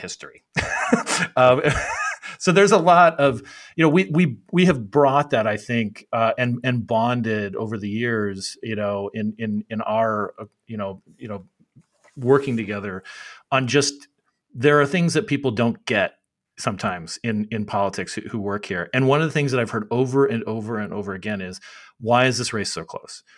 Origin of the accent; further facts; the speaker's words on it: Arizona, United States; now in Washington, D.C., United States; I'm from Arizona.